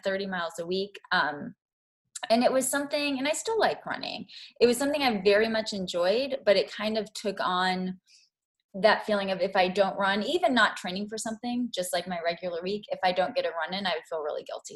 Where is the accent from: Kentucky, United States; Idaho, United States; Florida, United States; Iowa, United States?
Kentucky, United States; moved away as an adult; also born or lived in Chicago; I'm from Kentucky